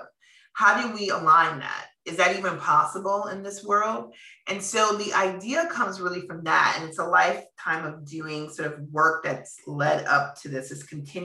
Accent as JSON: {"language": "English", "town": "Minneapolis", "region": "Minnesota", "country": "United States", "tie": "born or raised there", "moved": "yes", "said": "I'm from Minneapolis"}